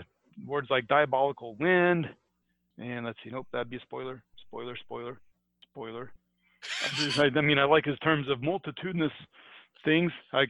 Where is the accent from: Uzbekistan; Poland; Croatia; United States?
United States; I grew up in America